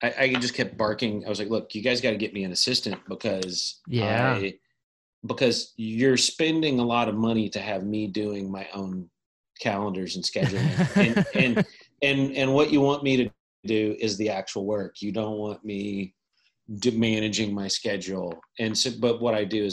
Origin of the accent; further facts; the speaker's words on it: Kentucky, United States; now in California, United States; I'm from Kentucky originally